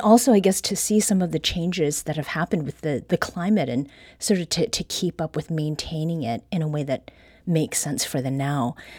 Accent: Ontario, Canada; moved away; I used to have did mow grass as a kid growing up in Ontario

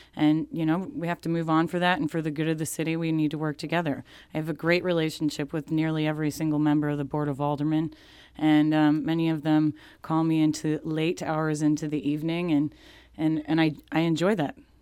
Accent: South County, Missouri, United States; I did grow up here in South County

